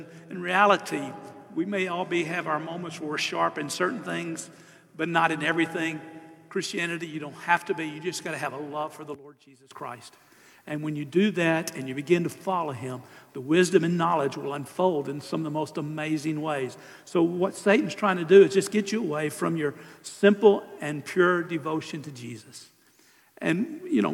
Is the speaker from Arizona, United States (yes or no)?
no; Southeast Texas, United States; I'm from Southeast Texas